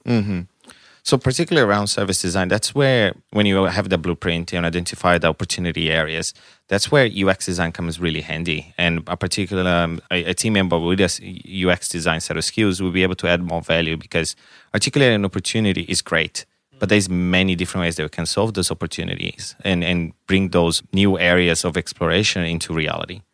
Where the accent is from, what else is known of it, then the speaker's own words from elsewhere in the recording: Brazil; English is a second language; now in Canberra, Australia; I'm from Brazil.